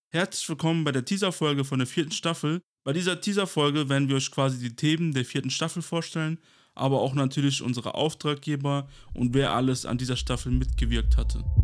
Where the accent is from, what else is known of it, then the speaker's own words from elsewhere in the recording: Kosovo; now in Germany; ursprünglich im Kosovo geboren und bin 1999 mit meiner Familie quasi wegen dem Kosovo-Krieg nach Deutschland geflüchtet